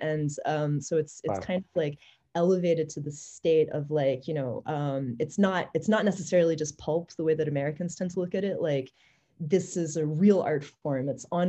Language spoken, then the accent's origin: English; Paris, Île-de-France, France; So I grew up in Europe for the most part, and we were in Paris at the time.